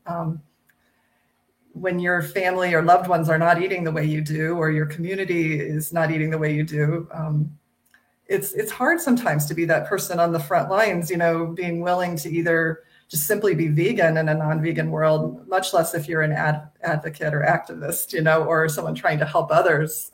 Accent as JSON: {"language": "English", "region": "Midwest of the United States", "country": "United States", "tie": "born or raised there", "said": "I grew up in the Midwest of the United States"}